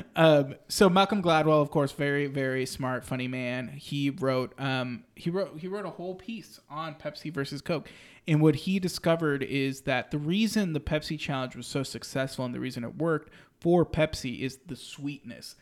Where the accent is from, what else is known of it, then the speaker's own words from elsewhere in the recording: Mexico; moved away; Takes me back to my childhood. Takes me back to Mexico.